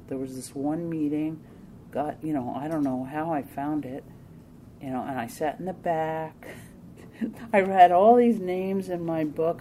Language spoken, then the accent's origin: English; New Jersey, United States; I'm from New Jersey, and this was I lived in New Jersey, and moved back up to where my parents near where my parents live